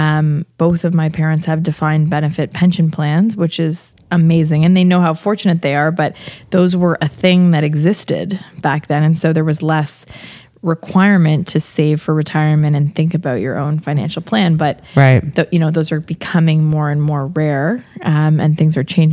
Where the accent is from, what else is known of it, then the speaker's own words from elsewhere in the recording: Kingston, Ontario, Canada; now in Toronto, Canada; I grew up in Kingston, so it was a slower pace